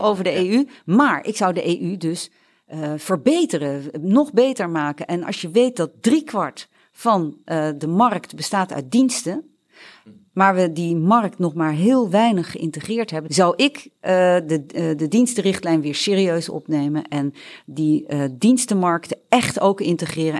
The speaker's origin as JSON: {"language": "Dutch", "country": "Netherlands", "said": "ik voel mij ook Nederlander"}